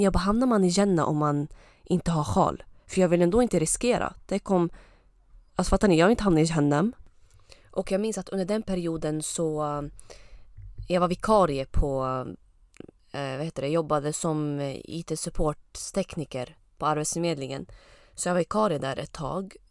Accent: Östersund, Jämtland, Sweden; also born or lived in Lebanon / Uppsala; jag har ursprung från Libanon men jag kom till Sverige när jag var typ ett och ett halvt eller två år. Eh, och eh, sen dess så har jag bott i, vad heter det, Östersund

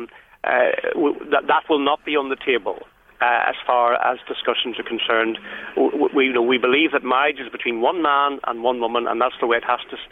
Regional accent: Northern Ireland, United Kingdom; I was born in Northern Ireland of a family of stock here from British settlers

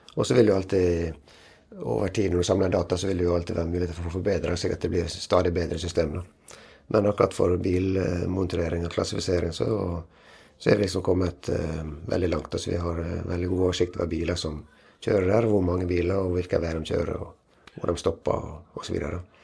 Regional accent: Western Norway, Norway; Jeg er jo fra Vestlandet

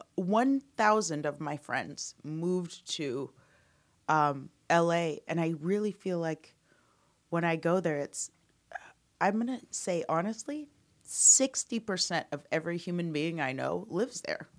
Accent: Omaha, Nebraska, United States; moved away as an adult; also born or lived in Chicago / Amsterdam / Denver / Los Angeles; I grew up in Omaha, then I moved to Chicago to become an improviser

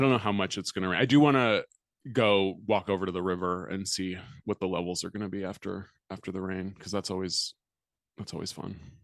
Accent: United States; being American

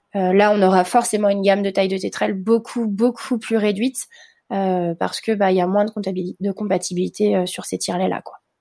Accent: France; comme chez nous en France

